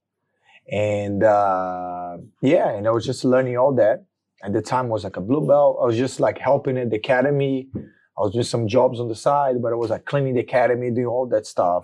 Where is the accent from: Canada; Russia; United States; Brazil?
Brazil; English is a second language; moved away as an adult; now in London, United Kingdom; I grew up in Brazil, and I've been training Jiu-Jitsu since I was a kid